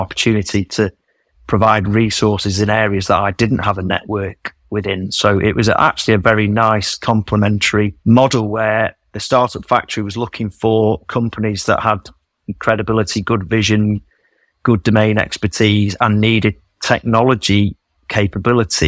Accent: Manchester, North West England, United Kingdom; moved away as an adult; also born or lived in Australia; I was born and bred in Manchester

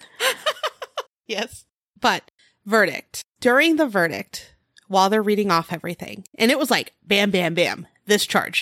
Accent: California, United States; accent: California; I'm from California. I didn't realize it, but I guess there is a California accent

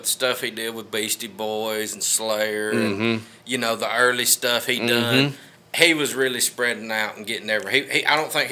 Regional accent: Aragon, United States; also born or lived in Florida; I was born in Florida, but I actually grew up the street here on Smith Street in Westside

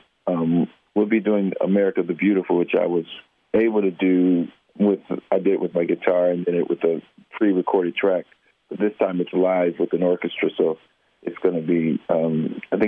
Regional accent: Indianapolis, Indiana, United States; moved away; when we were growing up in Indianapolis

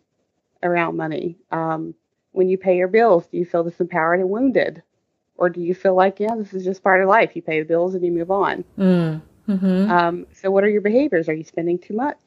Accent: the South, United States; I grew up in the South

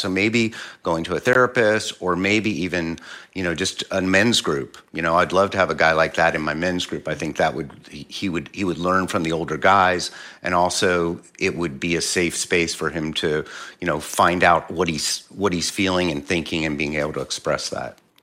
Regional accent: Philadelphia, Pennsylvania, United States; moved away; I'm originally from Philly

